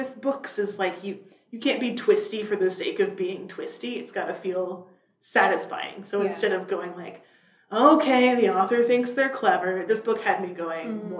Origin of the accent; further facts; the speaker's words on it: Iowa, United States; we're both from Iowa